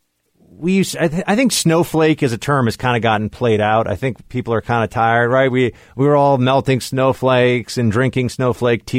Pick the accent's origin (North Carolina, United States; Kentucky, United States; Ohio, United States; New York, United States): New York, United States; New York City; as a New Yorker